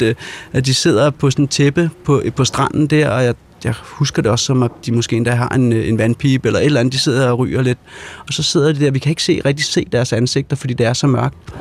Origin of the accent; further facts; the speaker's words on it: Denmark; vi er fra Danmark